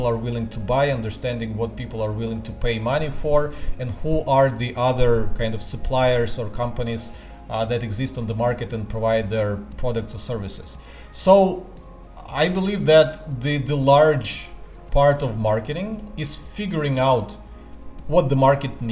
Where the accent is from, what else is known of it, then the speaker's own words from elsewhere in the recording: Ukraine; moved away as an adult; now in Singapore; I am from Ukraine, lived there for almost 30 years of my life